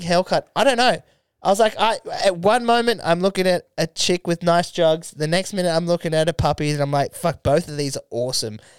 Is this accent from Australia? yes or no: yes; Australia; as an Australian